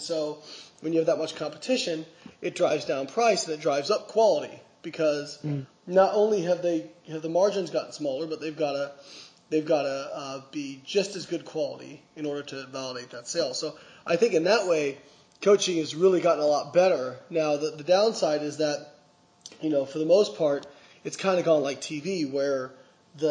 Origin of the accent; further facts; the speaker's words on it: Evansville, Indiana, United States; moved away; also born or lived in Florida; my hometown of Evansville